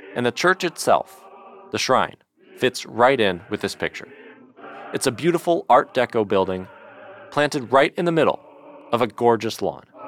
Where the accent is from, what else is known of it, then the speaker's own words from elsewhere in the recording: Detroit, Michigan, United States; Growing up in Detroit